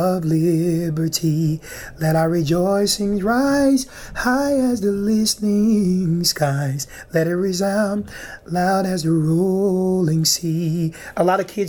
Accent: Chicago, Illinois, United States; born and raised right here in the Bronzeville community. Been here my entire life.

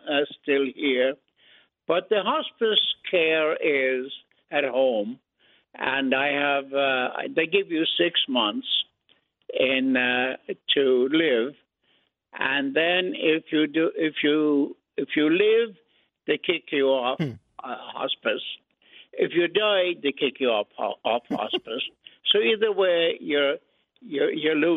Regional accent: Ireland; also born or lived in Brooklyn, New York, United States; now in United States; I was born in Brooklyn, but we went to Ireland after that.

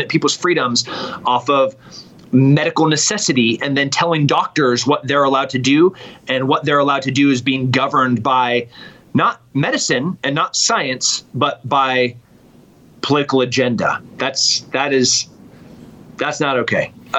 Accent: California, United States; born there; now in Texas, United States; I was born in Central

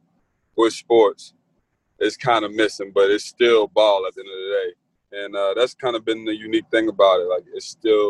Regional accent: New Orleans, Louisiana, United States; I'm from Algiers, New Orleans

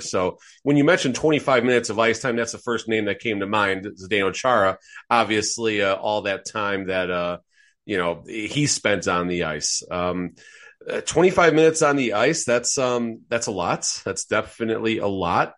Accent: outside of Chicago, Illinois, United States; growing up outside of Chicago

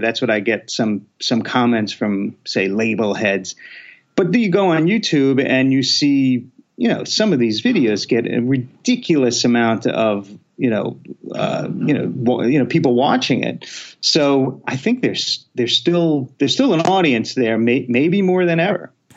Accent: New York City, New York, United States; moved away as an adult; now in Los Angeles, United States; I'm from Queens, New York. So I, I'm born in Queens, New York, and and lived there, you know, till I was 17. Then I came out to LA.

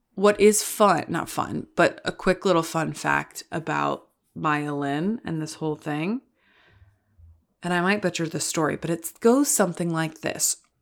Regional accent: the South, United States; moved away; I grew up in the South

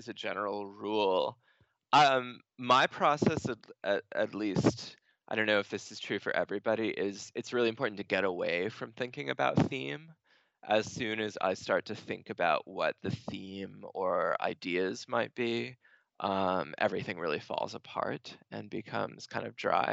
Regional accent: Stoneham, Massachusetts, United States; I was born in Stoneham, Massachusetts

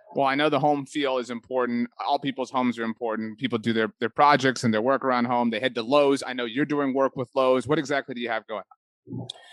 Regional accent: South Texas, United States; I'm from South Texas

